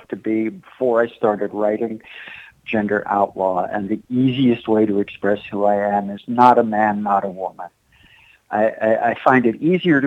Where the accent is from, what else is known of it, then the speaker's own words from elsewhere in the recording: Asbury Park, New Jersey, United States; I'm from Asbury Park